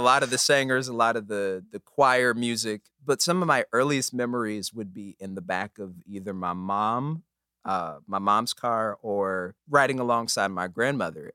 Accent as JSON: {"language": "English", "town": "Omaha", "region": "Nebraska", "country": "United States", "tie": "born or raised there", "said": "born and raised in Omaha, Nebraska"}